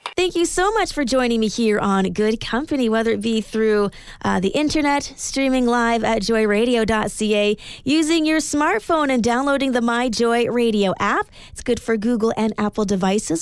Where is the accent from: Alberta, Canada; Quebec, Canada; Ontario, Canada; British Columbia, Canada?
Alberta, Canada; Edmonton; moved away; I am originally from Edmonton